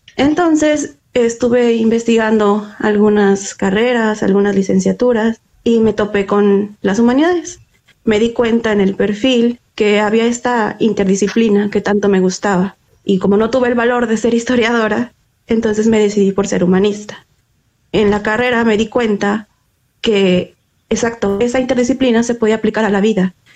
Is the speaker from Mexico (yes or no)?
yes; Mexico; soy mexicana